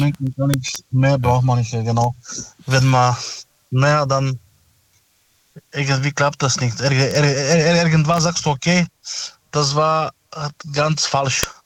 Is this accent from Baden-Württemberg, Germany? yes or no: yes; Stuttgart, Baden-Württemberg, Germany; ich komme aus äh, Stuttgart